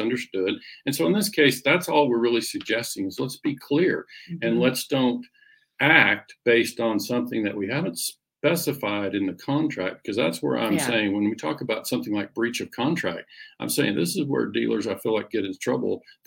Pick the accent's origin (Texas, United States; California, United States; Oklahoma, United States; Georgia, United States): Oklahoma, United States; growing up in Oklahoma